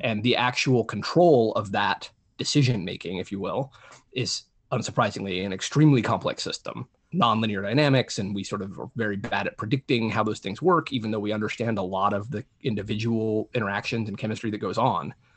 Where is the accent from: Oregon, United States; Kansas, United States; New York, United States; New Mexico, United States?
New Mexico, United States; I grew up in New Mexico, which is a pretty rural state